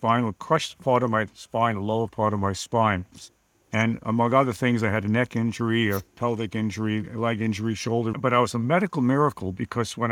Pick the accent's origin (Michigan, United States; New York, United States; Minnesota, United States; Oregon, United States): New York, United States; New York City; Born and bred in Queens, New York. I'm a New Yorker.